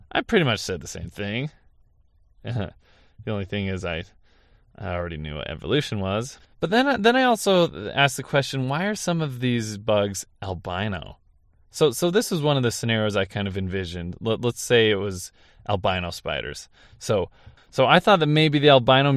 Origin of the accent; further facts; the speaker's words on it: St. George, Utah, United States; my hometown in St. George, Utah